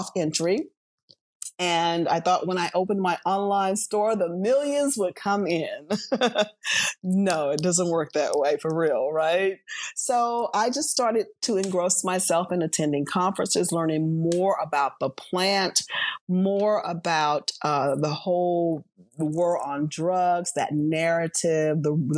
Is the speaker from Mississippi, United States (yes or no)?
yes; Biloxi, Mississippi, United States; moved away as an adult; also born or lived in San Diego / Atlanta; I'm from Biloxi